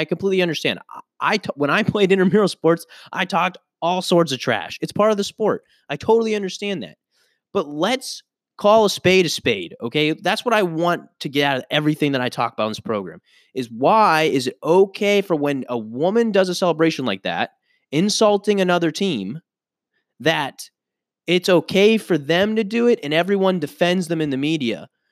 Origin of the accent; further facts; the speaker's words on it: United States; I am an American citizen